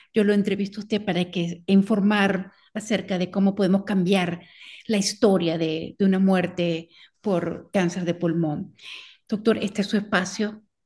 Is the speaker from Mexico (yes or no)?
no; Venezuela; como venezolana